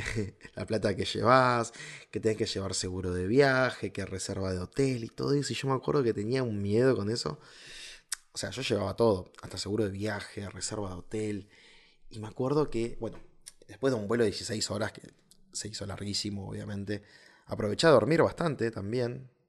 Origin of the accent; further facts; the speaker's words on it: Río Gallegos, Santa Cruz, Argentina; soy del sur de Argentina